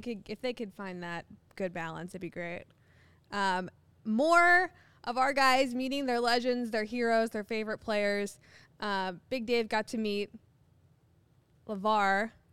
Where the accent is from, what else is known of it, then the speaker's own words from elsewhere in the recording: Ohio, United States; I'm from Ohio